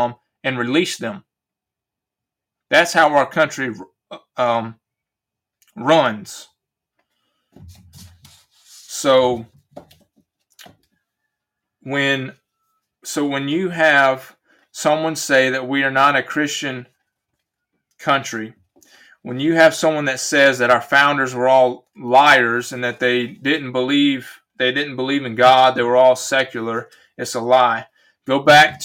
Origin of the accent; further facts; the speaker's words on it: United States; I was born an American citizen